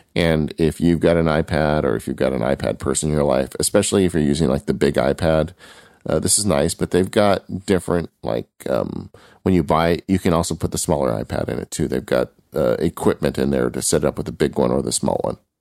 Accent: California, United States; I'm from California

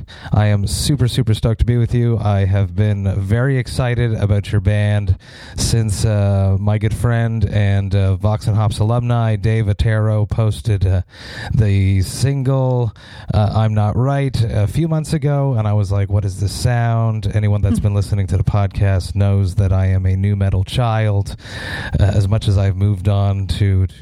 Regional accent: Montreal, Quebec, Canada; I'm from Montreal, Canada

